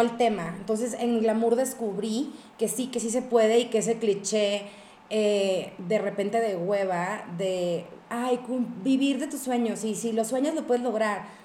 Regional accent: northern Mexico, Mexico; yo soy grandotona, alta, norteña, escandalosa

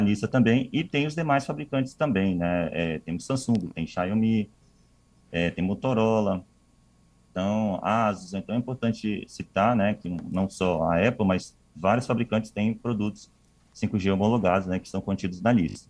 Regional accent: Vitória, Espírito Santo, Brazil; moved away; Sou capixaba

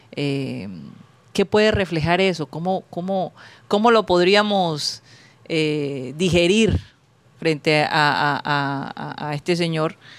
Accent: Colombian Caribbean coast, Caribbean Region, Colombia

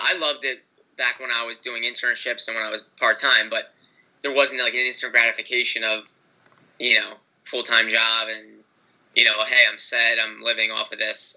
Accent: Broomall, Pennsylvania, United States; I'm from right outside in Delaware County in Broomall

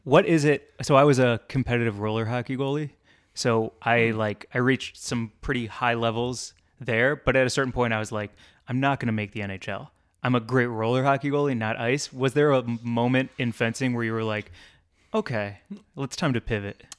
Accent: St. Louis, Missouri, United States; moved away; I grew up in St. Louis

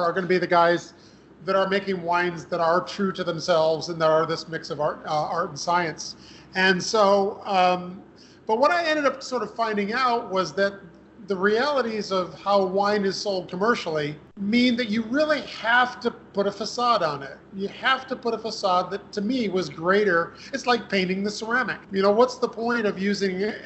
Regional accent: Western New York, United States; a local school where I grew up in Western New York

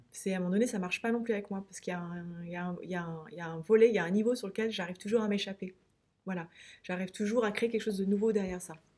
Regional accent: France; moved away as an adult; also born or lived in Pyrenees; Paris, Orléans, là où j'ai grandi et, été étudiante

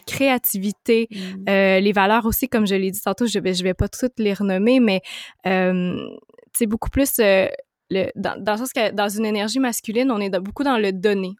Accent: Montreal, Quebec, Canada; je viens de Montréal

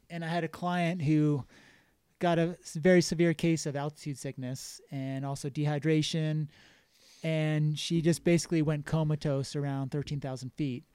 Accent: Exeter, New Hampshire, United States; moved away as an adult; also born or lived in Los Angeles, California; now in Jackson, United States; I grew up in New Hampshire, a small town called Exeter

